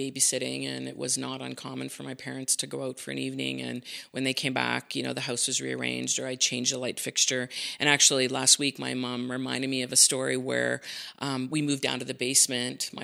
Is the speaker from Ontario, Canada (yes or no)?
no; Saint John, New Brunswick, Canada; now in Calgary, Canada; I grew up in New Brunswick, in St. John, New Brunswick. So I spent most of my childhood there.